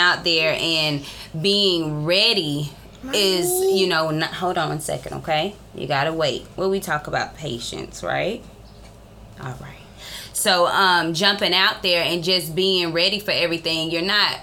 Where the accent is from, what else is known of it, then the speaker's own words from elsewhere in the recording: Columbus, Georgia, United States; also born or lived in Morrow, Georgia; I was born in Morrow, Georgia, but I have been in Columbus my whole life